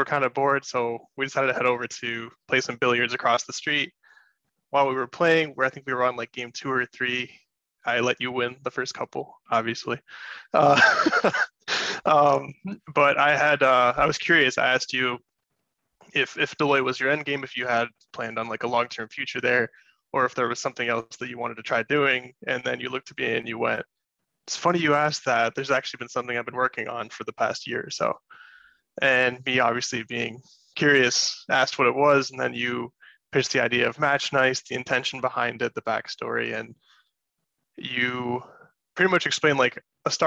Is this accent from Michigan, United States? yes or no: yes; Grand Rapids, Michigan, United States; born and raised in Grand Rapids, Michigan